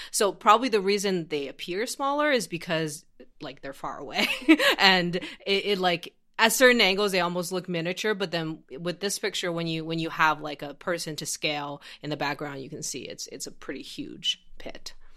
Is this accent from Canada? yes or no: no; Xi'an, Shaanxi, China; moved away; I grew up in this city called Xi'an, uh, which is in Shanxi Province